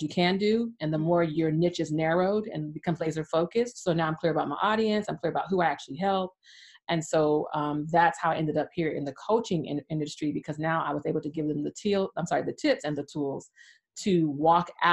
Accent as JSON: {"language": "English", "region": "California", "country": "United States", "tie": "born or raised there", "moved": "as an adult", "lives_now": "Atlanta, United States", "said": "I grew up in sunny California. I was there for 40 years, 40. And now I'm in Atlanta, Georgia"}